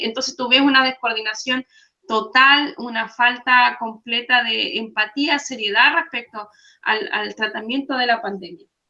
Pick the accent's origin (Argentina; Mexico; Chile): Chile; moved away; como chilenos